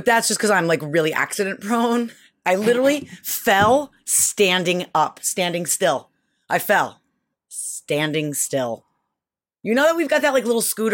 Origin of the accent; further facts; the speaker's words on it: Syracuse, New York, United States; moved away; I was born and raised in Syracuse, so I was on skis when I was like 3.